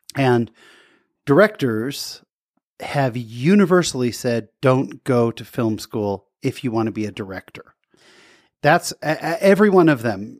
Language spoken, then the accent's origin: English; California, United States; now in Utah, United States; I'm a Californian, but now a Uton